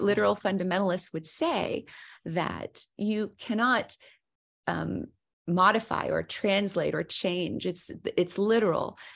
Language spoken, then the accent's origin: English; the South, United States; growing up in the South where there's a lot of idiomatic language